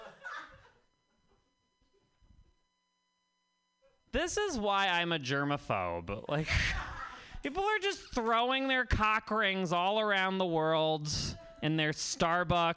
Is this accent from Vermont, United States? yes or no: yes; Vermont, United States; I'm from Vermont.